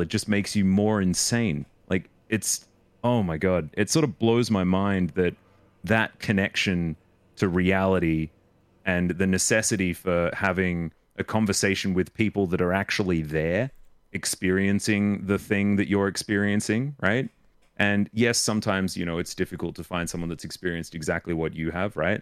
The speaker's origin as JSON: {"language": "English", "country": "Australia", "tie": "born or raised there", "accent": "Australian", "said": "I was brought up Australian"}